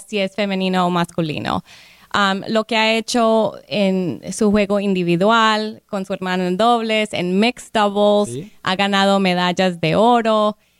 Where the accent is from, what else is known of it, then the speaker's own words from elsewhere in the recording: Colombia; now in Palm Beach County, United States; yo como colombiana, inmigrante de Colombia